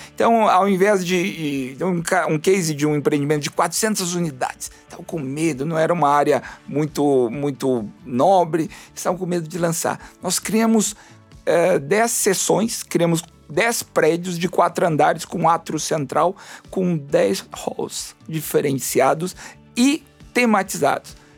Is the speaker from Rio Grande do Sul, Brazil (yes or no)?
yes; Rio Grande do Sul, Brazil; Eu sou do Rio Grande do Sul